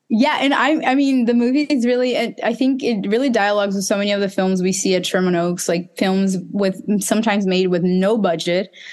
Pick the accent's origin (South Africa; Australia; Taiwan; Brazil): Brazil; Recife, Pernambuco; my hometown, Recife